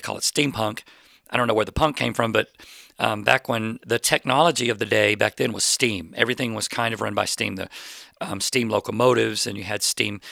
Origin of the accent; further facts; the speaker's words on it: Plano, Texas, United States; I grew up in Plano, Texas